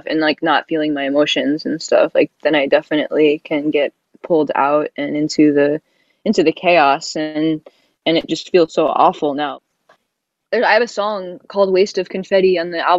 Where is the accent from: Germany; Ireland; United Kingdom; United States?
United States; the South; I'm from the South and my whole family is from the South